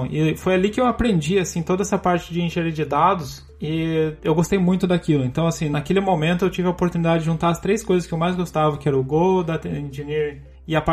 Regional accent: Curitiba, Paraná, Brazil; Eu sou natural de Curitiba.

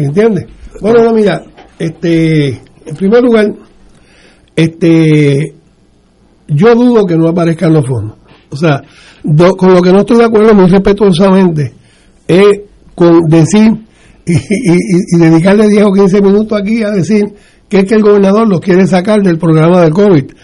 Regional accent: Puerto Rico; nosotros, los ciudadanos americanos de Puerto Rico

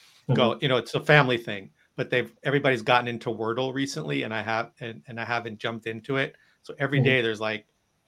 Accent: United States; I'm from New Jersey, New York. You know, we're eggs on bagels kind of people up here

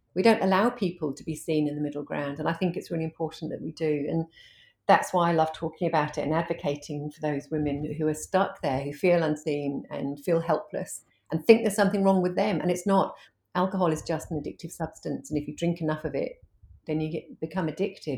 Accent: United Kingdom; moved away as an adult; now in Hervey Bay, Australia; I'm an Aussie mum of two, but I'm originally from the U K, and I've only been in Australia for, um, ten years, uh, twelve years

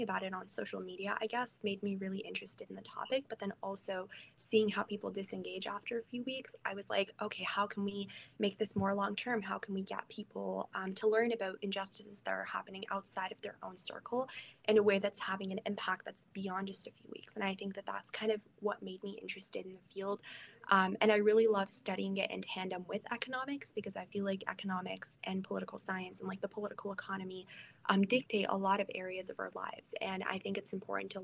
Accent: Iran; moved away; I am like originally from Iran

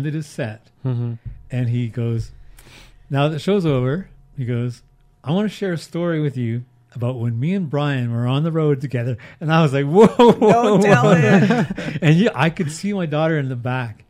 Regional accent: Haida Gwaii, British Columbia, Canada; moved away; also born or lived in Houston, British Columbia / Vancouver; I'm from Haida Gwaii.

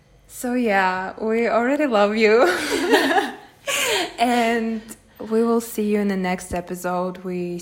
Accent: Russia; English is a second language; we're from Russia, so this is actually not our native language.

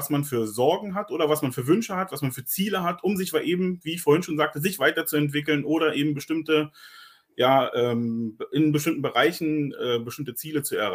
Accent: Berlin, Germany; now in Switzerland; bin ursprünglich ein Berliner, der jetzt schon seit äh, zwölf äh, Jahren äh, knapp in der Schweiz ist

